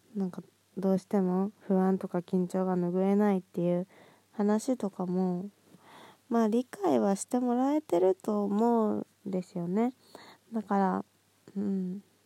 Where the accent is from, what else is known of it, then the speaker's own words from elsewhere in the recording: Nagoya, Aichi, Japan; now in Kanagawa, Japan; 地元の名古屋に帰って友達と遊んだり